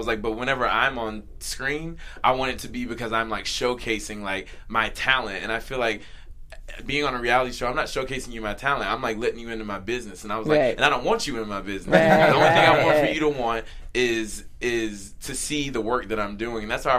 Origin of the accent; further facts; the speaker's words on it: Southern United States, United States; And as a male, it's like, I growing up in the South, you know, we're taught